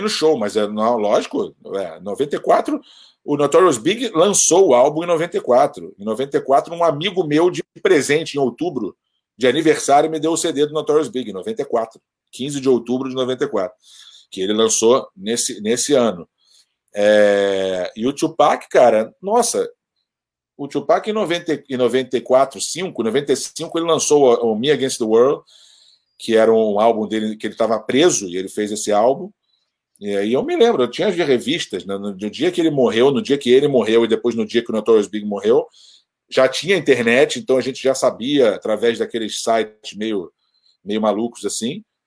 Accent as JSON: {"language": "Portuguese", "country": "Brazil", "also_born_or_lived": "New York", "moved": "yes", "said": "eu sou brasileiro"}